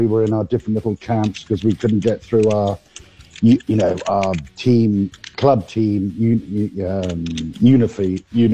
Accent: Dublin, Leinster, Ireland; I was born in Dublin

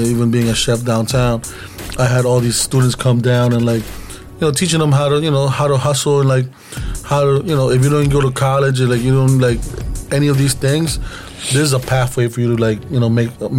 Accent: New York, United States; also born or lived in Iloilo City, Philippines (family) / Bay Area, California; growing up in New York

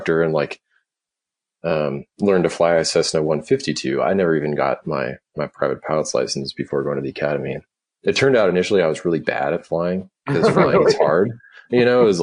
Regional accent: Duluth, Minnesota, United States; I grew up in Duluth, Minnesota

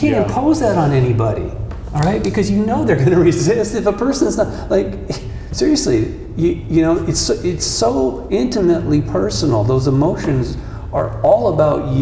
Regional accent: Malibu, California, United States; When I was a kid growing up in Malibu on the beach

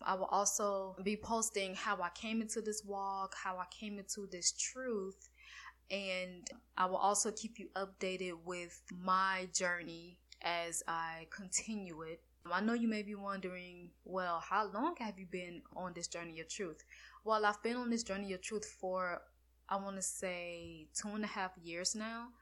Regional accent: Florida, United States; I'm from Florida

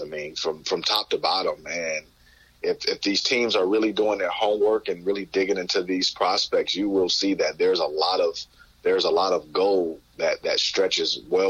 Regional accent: Detroit, Michigan, United States; going to my hometown

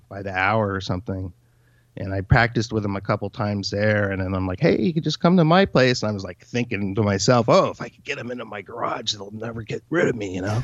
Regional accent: Torrance, California, United States; I grew up in Torrance, California.

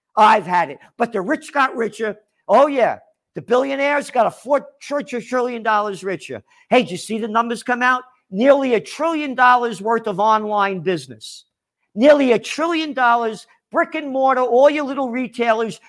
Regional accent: New York City, New York, United States; from the Bronx, born in the Bronx

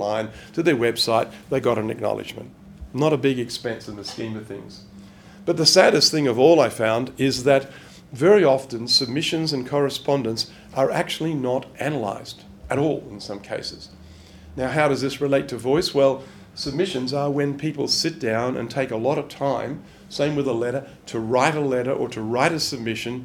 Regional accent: Australia; moved away; I'm an Australian

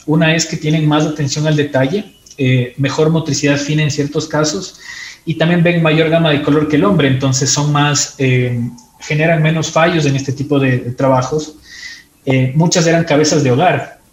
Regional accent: Quito, Pichincha, Ecuador; also born or lived in Ibarra; nací en Ibarra, eh, pero crecí en Quito.

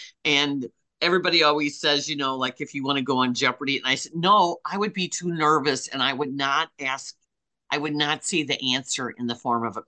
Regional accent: Midwest, United States; us Midwesterners

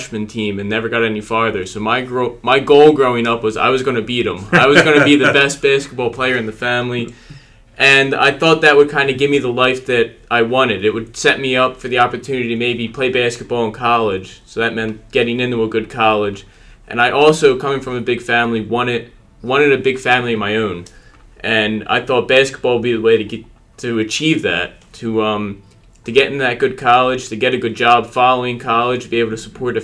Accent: Philadelphia, Pennsylvania, United States; I am from St. Dominic's Parish in Northeast Philadelphia.

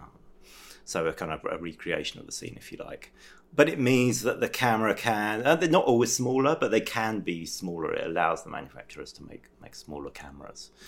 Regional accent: England, United Kingdom; moved away as an adult; now in France; I'm from England originally

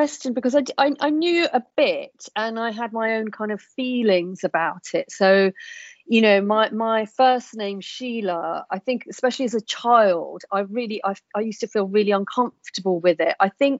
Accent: United Kingdom; as an Asian in Britain, growing up in Britain and spending my adult life here

